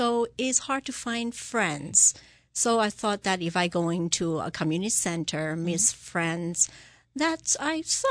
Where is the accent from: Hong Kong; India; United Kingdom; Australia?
Hong Kong; now in Simsbury, United States; I grew up in Hong Kong